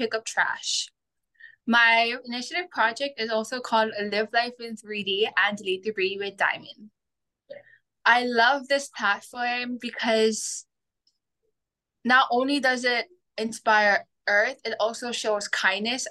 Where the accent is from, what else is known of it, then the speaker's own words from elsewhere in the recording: Big Island of Hawaii, United States; I'm from the Big Island of Hawaii